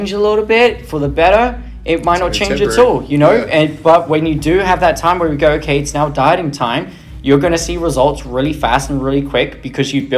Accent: England, United Kingdom; I'm English

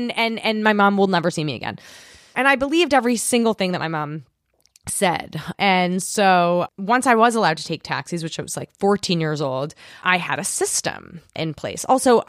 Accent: New York City, New York, United States; I grew up on the Upper East Side, and I know I sound like a very cool person because I used to smoke cigarettes.

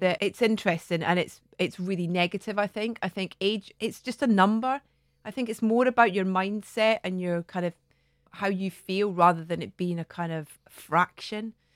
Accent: Scotland, United Kingdom; moved away as an adult; also born or lived in London; I'd kind of got down to London, away from Scotland.

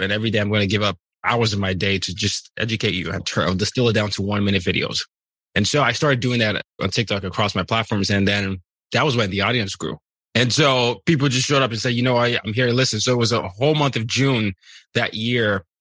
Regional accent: Nigeria; I'm Nigerian

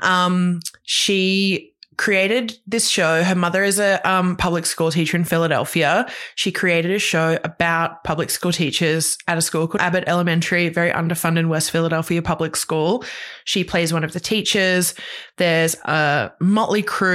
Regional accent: Queensland, Australia; moved away; I grew up in Queensland

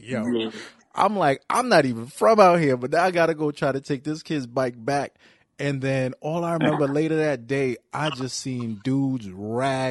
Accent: New York City, New York, United States; I'm from Brooklyn, so you know Brooklyn is it's its own hood

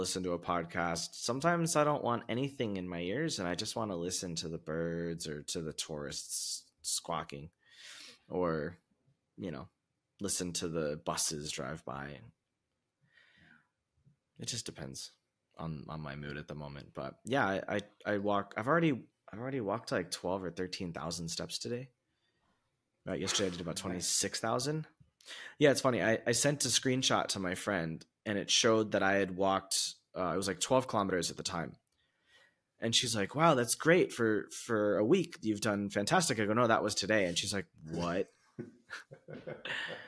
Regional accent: United States; moved away as an adult; also born or lived in China / Vietnam; now in Portugal; being American

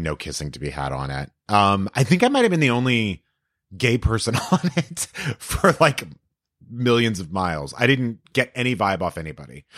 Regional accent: El Paso, Texas, United States; Texas. So I grew up in El Paso

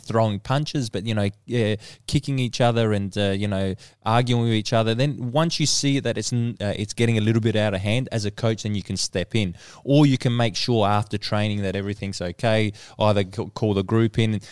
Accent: Australia

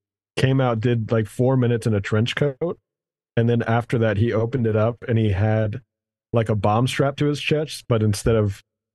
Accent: Louisiana, United States; It's like when someone's like, what's it like growing up in Louisiana? You're like, I don't know. I didn't grow up anywhere else.

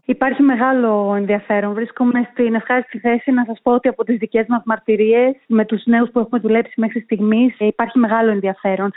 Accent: Greece; moved away as an adult; also born or lived in London, United Kingdom / Brussels, Belgium / Athens, Greece; now in United Arab Emirates; Εγώ είμαι προϊόν της γενιάς του Brain Drain στην Ελλάδα

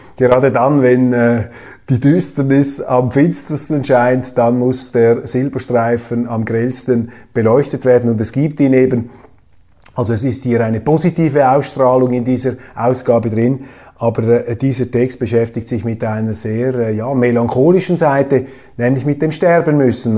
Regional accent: Switzerland; Als Schweizer und auch als Schweizer Milizpolitiker

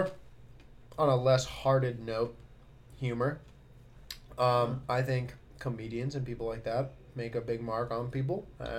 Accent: Colorado, United States; Well, I know that Colorado, I only know this because I'm from Colorado, but, like

